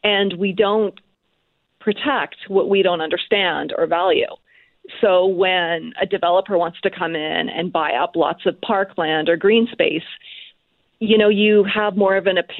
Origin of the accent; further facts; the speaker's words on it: Calgary, Alberta, Canada; I'm from Calgary